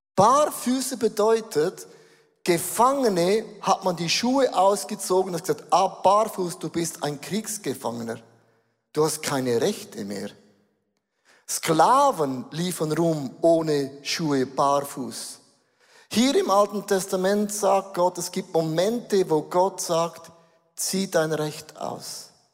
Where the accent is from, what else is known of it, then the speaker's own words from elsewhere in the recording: Switzerland; wir sind Schweizer, wir sind Europäer